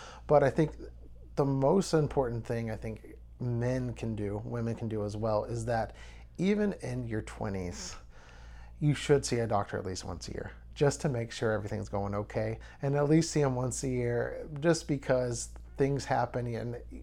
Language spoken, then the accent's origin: English; Nederland, Texas, United States; I'm from Nederland, Texas. I was born and raised here.